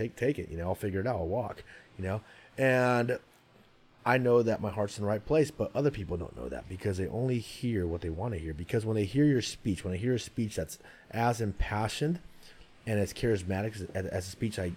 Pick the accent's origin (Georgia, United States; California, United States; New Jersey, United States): California, United States; Santa Rosa; also born or lived in San Mateo, California; I grew up in Santa Rosa, California, in Sonoma County, but we lived in San Mateo for 1 year